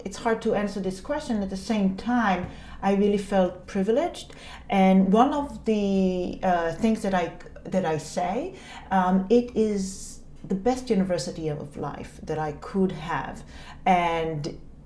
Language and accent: English; Israel; moved away as an adult; also born or lived in New York; now in Taipei, Taiwan; I grew up in a community place called a kibbutz. A kibbutz is a unique form of living that exists only in Israel